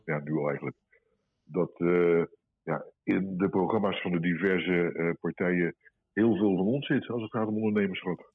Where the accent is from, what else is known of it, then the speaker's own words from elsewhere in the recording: Rotterdam, South Holland, Netherlands; als Rotterdammer